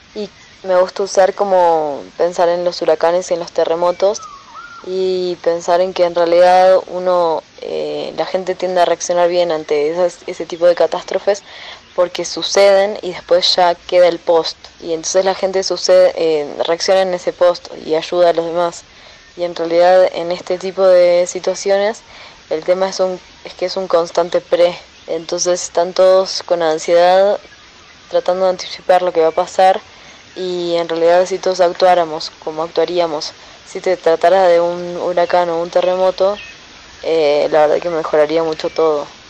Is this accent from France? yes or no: no; Argentina; now in Mexico; yo soy argentina